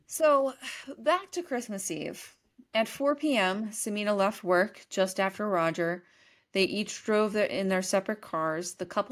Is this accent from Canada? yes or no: no; Leicester, East Midlands, United Kingdom